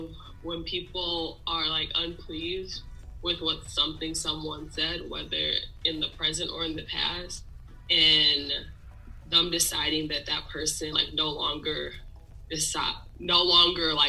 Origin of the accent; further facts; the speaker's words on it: Milwaukee, Wisconsin, United States; moved away as an adult; now in Madison, United States; I am from Milwaukee, graduated from Brown Deer High School